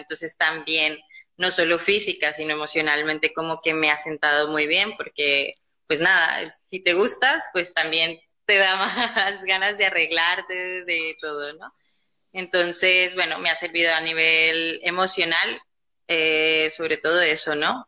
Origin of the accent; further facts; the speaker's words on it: Colombia; moved away as an adult; now in Barcelona, Spain; yo soy colombiana, ¿vale? Eh, estoy aquí en Barcelona ya hace 10 años